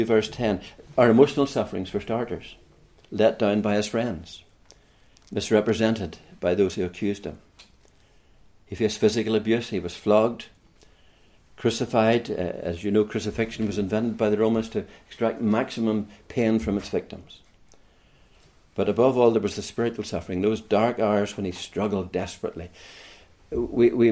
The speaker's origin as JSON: {"language": "English", "town": "Larne", "region": "Northern Ireland", "country": "United Kingdom", "also_born_or_lived": "Kilkenny", "moved": "as an adult", "lives_now": "Ireland", "said": "I come from Northern Ireland, as my accent gives me away, from around the Larne area, County Antrim area. And at around the age of 37, I moved south."}